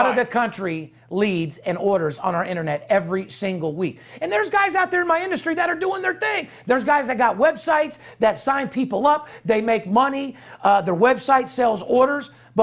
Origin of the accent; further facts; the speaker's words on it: Las Vegas, Nevada, United States; I'm third generation born and raised in Las Vegas